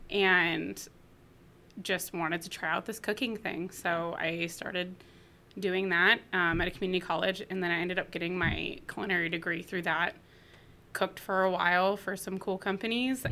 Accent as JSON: {"language": "English", "town": "Chico", "region": "California", "country": "United States", "tie": "born or raised there", "moved": "yes", "said": "I'm from Northern California, from a town called Chico"}